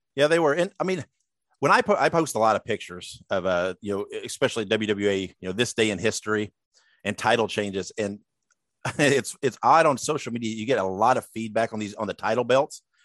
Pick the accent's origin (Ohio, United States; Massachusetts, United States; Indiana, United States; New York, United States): Indiana, United States; Columbus; I was born and raised in Columbus, Indiana